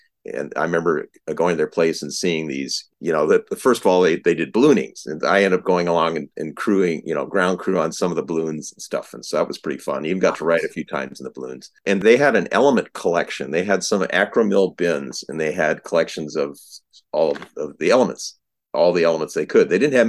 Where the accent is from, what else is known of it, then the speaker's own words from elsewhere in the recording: South Dakota, United States; Sure. So I was originally from South Dakota.